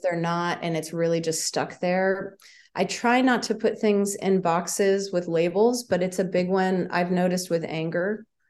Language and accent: English; Palo Alto, California, United States; now in Santa Barbara, United States; I was born in Palo Alto.